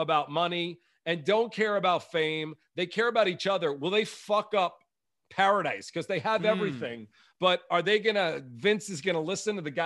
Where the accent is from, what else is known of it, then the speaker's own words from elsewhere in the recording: Long Island, New York, United States; also born or lived in Brooklyn; I was born in Brooklyn, but I was raised on Long Island.